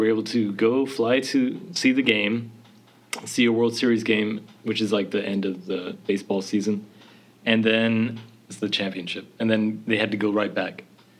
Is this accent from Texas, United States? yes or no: yes; Houston, Texas, United States; born there; also born or lived in Hawaii / Louisiana; So I was born in Houston, Texas, but I only stayed there for maybe a year before we moved directly to Hawaii. And I was there for 5 years, the first 5 years of my life.